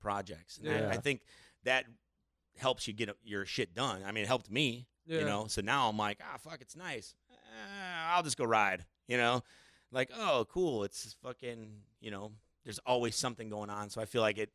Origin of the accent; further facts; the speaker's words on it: Midwest, United States; moved away as an adult; now in Las Vegas, United States; I'm from the Midwest